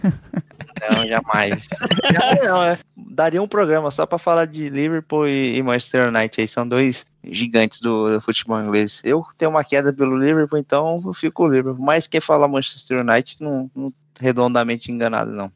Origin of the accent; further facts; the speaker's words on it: Brazil; a gente, como brasileiros